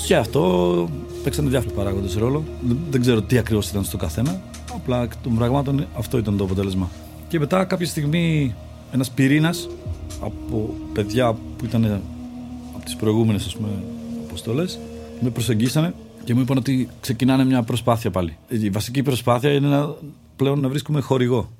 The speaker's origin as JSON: {"language": "Greek", "country": "Czechia", "tie": "born or raised there", "moved": "yes", "lives_now": "Greece", "said": "Γεννήθηκα στην Τσεχία και υπήρχε μια παράδοση εκεί στα σπορ φύσης."}